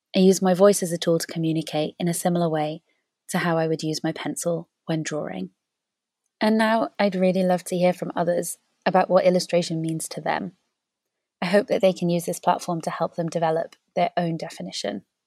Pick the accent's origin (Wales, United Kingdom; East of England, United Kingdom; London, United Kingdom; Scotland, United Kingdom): Wales, United Kingdom; When I was little, growing up in Wales